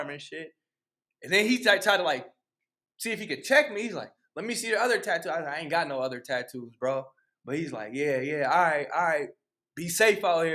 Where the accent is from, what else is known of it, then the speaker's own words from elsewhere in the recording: St. Paul, Minnesota, United States; I'm from St. Paul